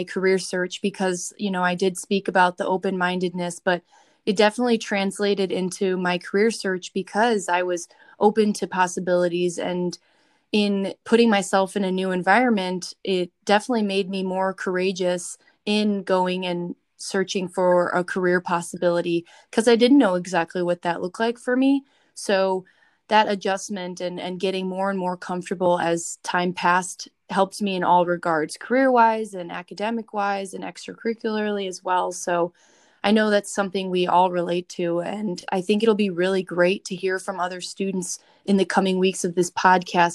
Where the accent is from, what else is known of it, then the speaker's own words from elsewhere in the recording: Chicago, Illinois, United States; moved away as an adult; now in Bloomington, United States; I'm only from Chicago